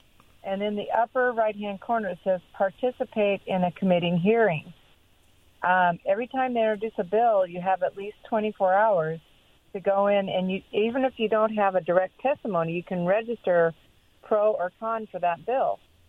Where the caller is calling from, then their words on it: Pasco, Washington, United States; This is … from Pasco